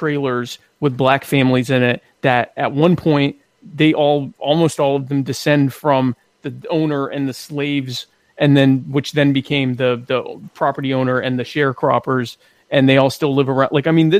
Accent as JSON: {"language": "English", "region": "the South", "country": "United States", "also_born_or_lived": "Horry County, South Carolina", "said": "I'm from the South."}